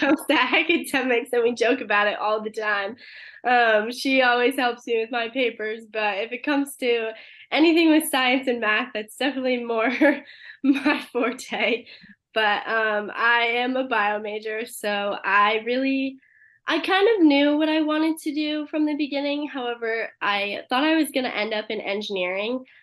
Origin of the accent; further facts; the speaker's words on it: Connecticut, United States; moved away; I'm originally from Connecticut